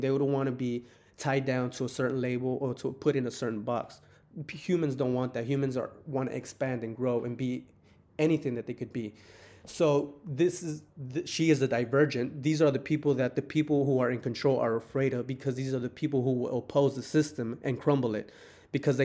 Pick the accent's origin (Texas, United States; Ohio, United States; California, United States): Texas, United States; I'm from Texas